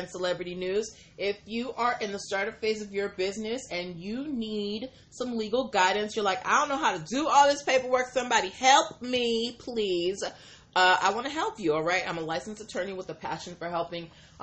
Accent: Boston, Massachusetts, United States; I'm from Boston

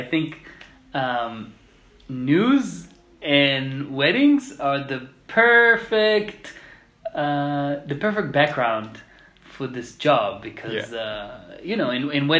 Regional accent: Israel; first language Hebrew; English is a second language; moved away as an adult; also born or lived in Jerusalem; now in France; I'm from Israel originally. I was born and raised in Israel.

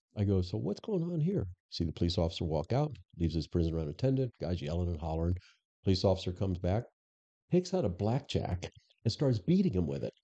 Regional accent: Florida, United States; also born or lived in Chicago; now in Arizona, United States; I'm actually born and raised in Florida

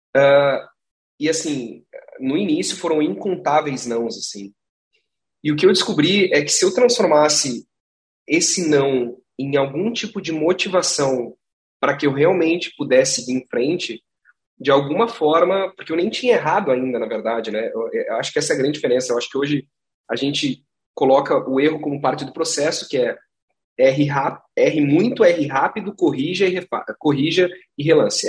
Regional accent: Gramado, Rio Grande do Sul, Brazil; Eu sou de Gramado, cara, eu sou nascido e criado.

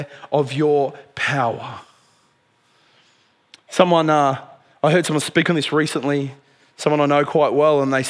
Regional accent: Dubbo, New South Wales, Australia; When I was a teenager growing up in Dubbo

